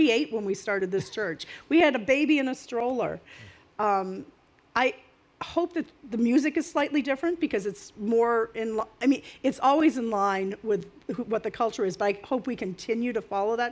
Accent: Maine, United States; now in New Jersey, United States; I'm from Maine. I'm not really a Jersey girl

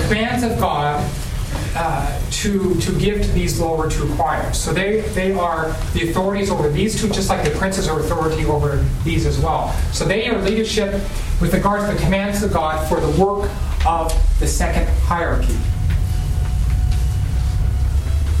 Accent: Idaho, United States; moved away; also born or lived in Portugal; When I was in Idaho, my home state

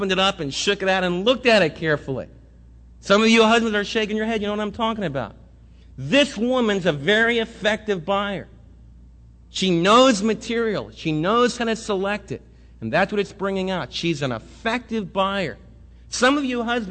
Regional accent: New York, United States; I was raised right near New York City

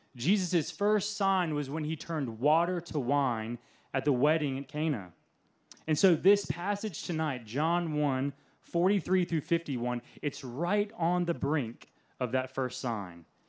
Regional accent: Oconee County, near Athens, Georgia, United States; also born or lived in Richmond, Virginia; my family moved to Oconee County, right outside of Athens when I was six. That's where I was from kindergarten through senior year of high school

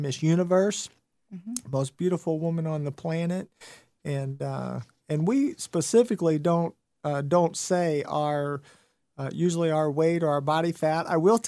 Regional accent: Midwest, United States; moved away as an adult; now in Tennessee, United States; I'm from the Midwest and now Tennessee mm-hmm. for 16 years

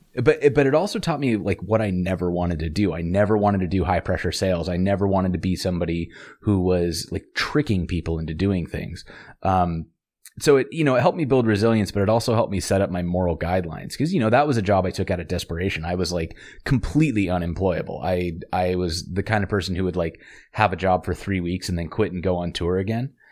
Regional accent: Montana, United States; I grew up in Montana

